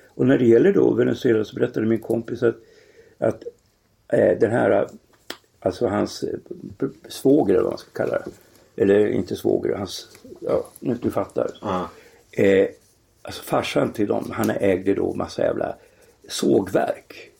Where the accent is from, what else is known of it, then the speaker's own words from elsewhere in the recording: Norrland, Sweden; i Norrland där jag växte upp